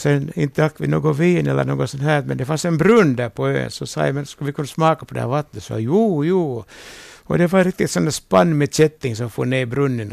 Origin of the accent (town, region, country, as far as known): Vaasa, Ostrobothnia, Finland